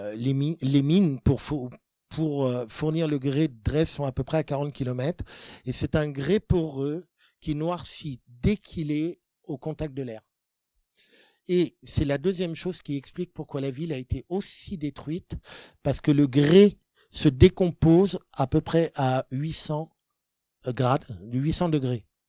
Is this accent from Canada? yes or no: no; France; nous, en tant que Français